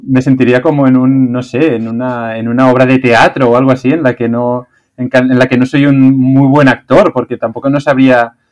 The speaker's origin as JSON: {"language": "Spanish", "country": "Spain", "also_born_or_lived": "China", "said": "como de España"}